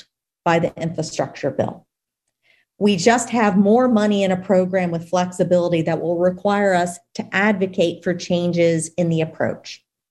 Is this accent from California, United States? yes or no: no; Louisiana, United States; my home state of Louisiana